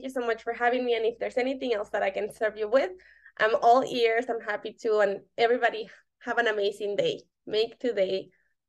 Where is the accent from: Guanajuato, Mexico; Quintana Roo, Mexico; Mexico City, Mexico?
Mexico City, Mexico; So I'm from Mexico City, and one of the categories was on the Mexico City and the history.